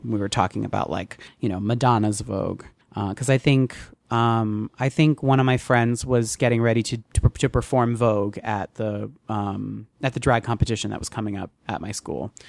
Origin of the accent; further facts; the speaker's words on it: Teaneck, New Jersey, United States; I grew up in Teaneck and Bogota was the town, the next town over